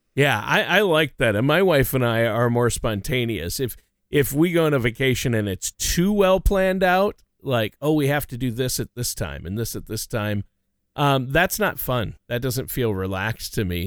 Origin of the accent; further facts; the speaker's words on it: Minnesota, United States; moved away; my home state of Minnesota